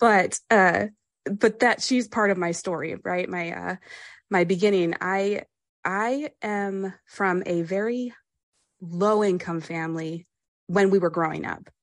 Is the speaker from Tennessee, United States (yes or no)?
no; Pennsylvania, United States; I grew up in Pennsylvania